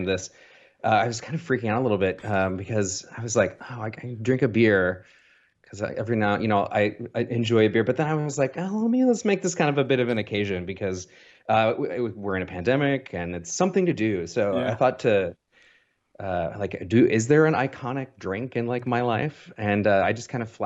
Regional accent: Muscatine, Iowa, United States; also born or lived in Davenport, Iowa; I was born November 19th, 1980. I'm a Scorpio in Muscatine, Iowa, which is a small city on the Mississippi

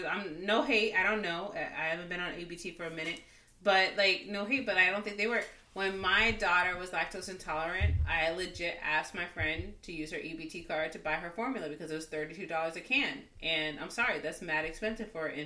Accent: Jamaica; now in United States; like I'm Jamaican. Like my grandmother's not about that life.

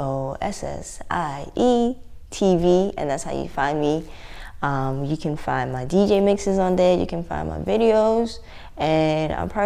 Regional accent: South Africa; now in London, United Kingdom; I'm South African

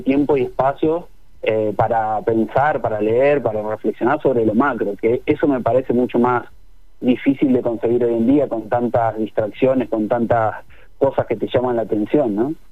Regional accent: Neuquén, Argentina; yo soy de Neuquén

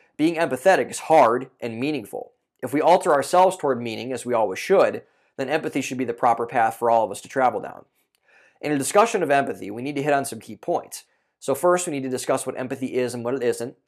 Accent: Ohio, United States; moved away; I'm from Ohio originally, so I was still living with my parents at the time

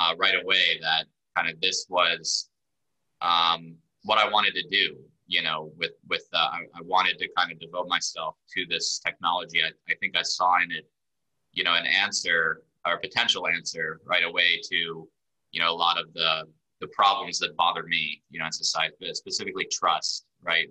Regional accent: Birmingham, Alabama, United States; moved away as an adult; also born or lived in Israel / Washington, D.C.; moved to Birmingham, Alabama, grew up there, went to college in DC

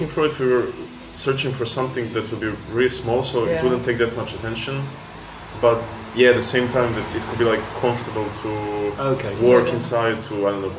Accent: Serbia; moved away; I'm coming from Serbia.

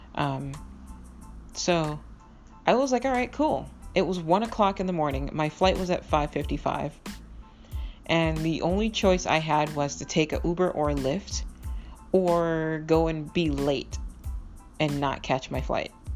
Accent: Boston, Massachusetts, United States; also born or lived in Miami, Florida / Minnesota; I grew up in Boston, Massachusetts and I lived in Minnesota for a while, actually, um, originally from Miami, Florida

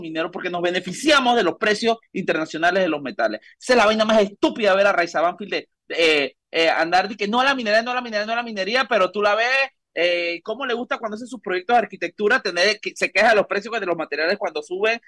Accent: Panama; nosotros como panameños

